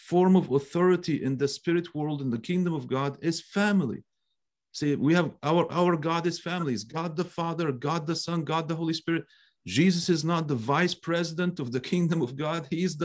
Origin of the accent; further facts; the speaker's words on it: Cairo, Cairo Governorate, Egypt; moved away; I am Egyptian by birth. I'm a Coptic Egyptian. That's where I was born and I grew up.